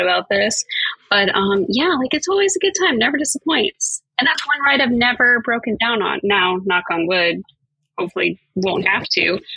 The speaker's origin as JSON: {"language": "English", "region": "Florida", "country": "United States", "tie": "born or raised there", "said": "I grew up in Florida. I am a true Florida native as well"}